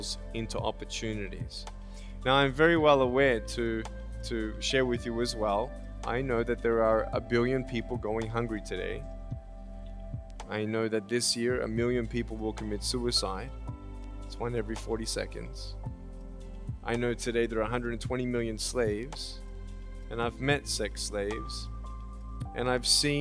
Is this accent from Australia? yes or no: yes; Australia; moved away as an adult; now in California, United States; I was born in Australia in 1982, moved from Australia to California in the year 2006